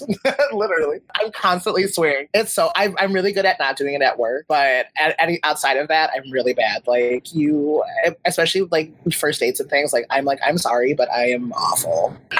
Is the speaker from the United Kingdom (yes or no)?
no; Chicago, Illinois, United States; I'm from Chicago.